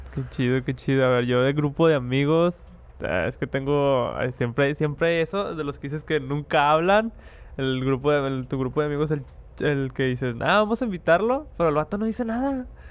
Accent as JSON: {"language": "Spanish", "town": "Monterrey", "region": "Nuevo León", "country": "Mexico", "said": "somos regios. Los que son aquí de Monterrey saben que es hacer una carnita asada."}